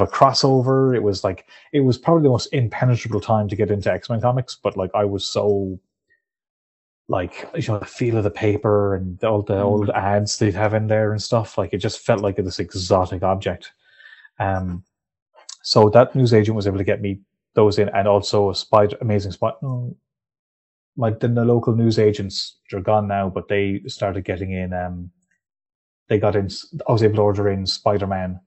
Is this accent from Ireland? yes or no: yes; Clare, Munster, Ireland; also born or lived in Dublin; I was born in Dublin, but we moved back to Clare when I was still a baby. So I was reared here.